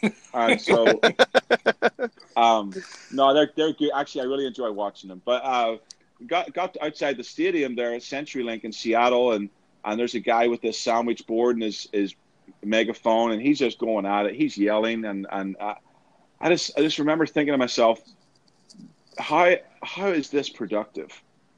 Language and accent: English; Northern Ireland, United Kingdom; growing up in Northern Ireland, I experienced a lot of open air preaching.